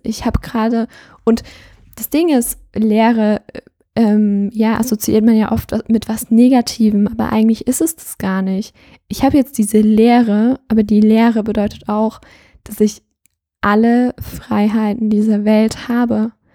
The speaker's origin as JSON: {"language": "German", "region": "Thuringia", "country": "Germany", "said": "ich komme aus Thüringen"}